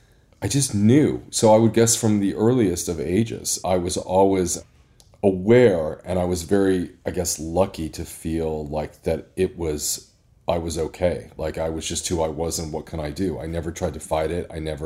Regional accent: Indianapolis, Indiana, United States; I was born and raised in Indianapolis, Indiana.

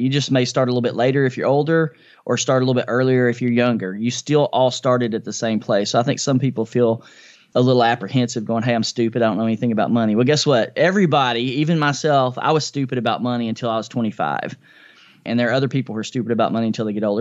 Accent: Nashville, Tennessee, United States; I grew up in a low-income family here in East Nashville, in Nashville, Tennessee, my hometown, which I still live in.

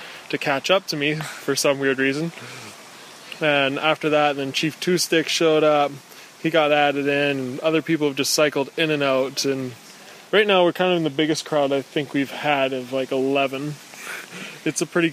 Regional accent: Parksville, British Columbia, Canada; I'm from Parksville, British Columbia

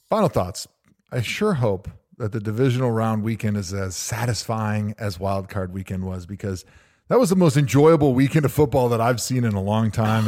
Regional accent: Wisconsin, United States; I grew up in Wisconsin

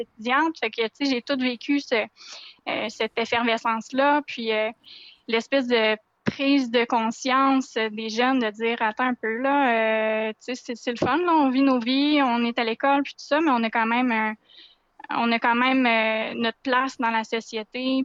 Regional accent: Quebec City, Quebec, Canada; j'ai grandi à Québec, je suis une fille de Québec.

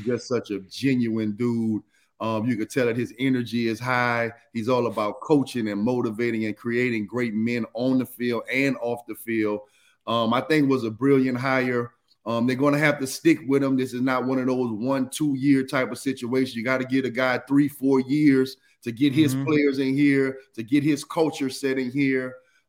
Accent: New Orleans, Louisiana, United States; Man, I'm from New Orleans, man. Stop all that, man.

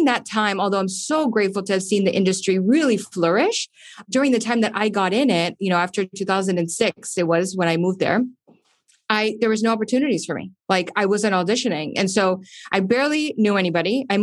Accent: Miami, Florida, United States; moved away as an adult; also born or lived in Los Angeles; now in Miami, United States; just being Cuban American, you know, Miami, as you know, you've been here.

